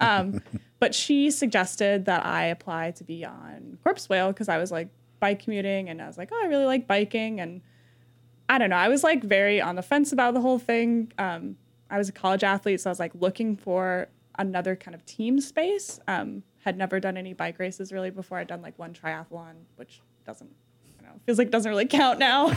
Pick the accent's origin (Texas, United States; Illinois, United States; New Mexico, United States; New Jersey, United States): New Mexico, United States; moved away as an adult; I'm from New Mexico